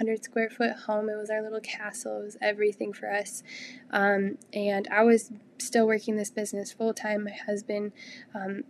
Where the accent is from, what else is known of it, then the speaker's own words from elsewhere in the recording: Illinois, United States; moved away as an adult; also born or lived in Texas; got married and moved to Texas, and we're originally from Illinois